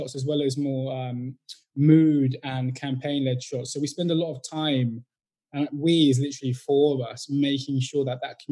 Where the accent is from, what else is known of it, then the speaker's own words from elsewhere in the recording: Northampton, East Midlands, United Kingdom; also born or lived in Brixton, London; I was born in Brixton, moved out quite a young age, and I grew up in Northampton, which is like the heart of the Midlands.